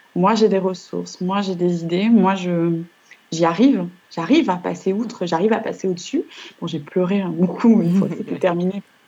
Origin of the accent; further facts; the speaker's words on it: northern France, France; moved away as an adult; also born or lived in Nice / Lyon academy area; je suis née dans le Nord. Donc, j'ai passé toutes mes études dans le Nord de la France